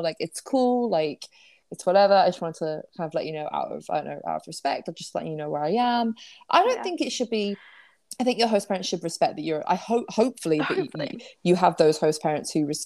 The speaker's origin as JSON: {"language": "English", "country": "United Kingdom", "moved": "as an adult", "lives_now": "United States", "said": "me being British and why I'm here"}